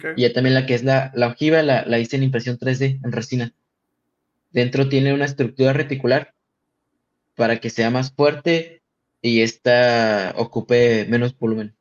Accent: Tijuana, Baja California, Mexico; yo vengo de Tijuana

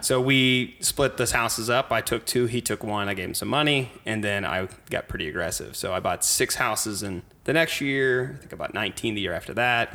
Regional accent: Cape Girardeau, Missouri, United States; moved away as an adult; also born or lived in St. Louis, Missouri; now in St. Charles, United States; I'm from Cape Girardeau, small rural town

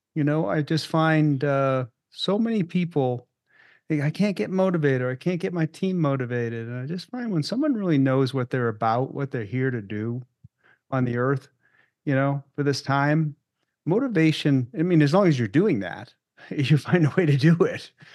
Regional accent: Maine, United States; moved away as an adult; also born or lived in Boston; now in Loveland, United States; where I grew up in Maine

